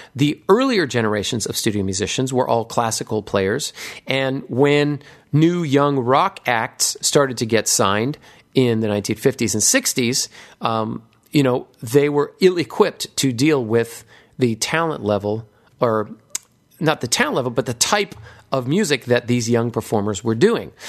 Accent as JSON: {"language": "English", "region": "Hawaii", "country": "United States", "tie": "born or raised there", "said": "a young impressionable nine year old growing up in Hawaii"}